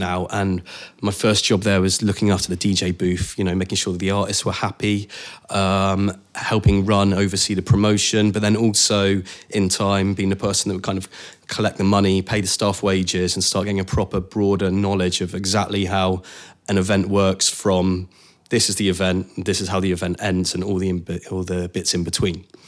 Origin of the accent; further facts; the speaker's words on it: Cornwall, South West England, United Kingdom; moved away; I grew up in Cornwall